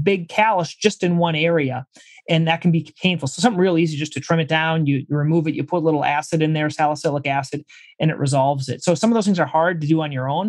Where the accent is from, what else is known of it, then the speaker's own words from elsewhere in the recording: Minnesota, United States; moved away as an adult; also born or lived in Brazil; I'm from Minnesota originally